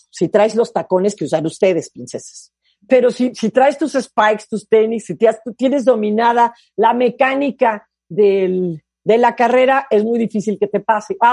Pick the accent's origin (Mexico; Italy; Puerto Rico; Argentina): Puerto Rico; lo que yo estoy haciendo da a inspirar a muchos niños y sobre todo niñas en mi país